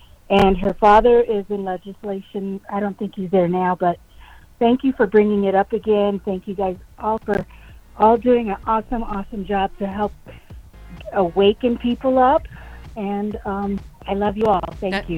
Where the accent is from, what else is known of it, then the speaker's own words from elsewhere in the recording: Hawaii, United States; now in New Mexico, United States; I'm originally from Hawaii